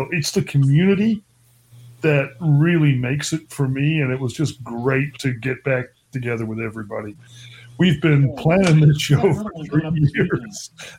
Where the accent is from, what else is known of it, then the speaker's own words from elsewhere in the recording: Australia; moved away as an adult; now in United States; I grew up in Australia. I, you know, lived all over the place, but was basically based in Australia until 2004.